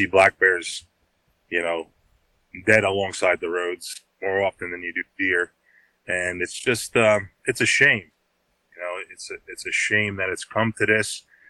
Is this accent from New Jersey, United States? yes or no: yes; Montague, New Jersey, United States; I was born and raised in Montague, New Jersey, right on the Milford, Pennsylvania, that'd be Pike County, and the Orange County, New York line. I grew up hunting in Pennsylvania.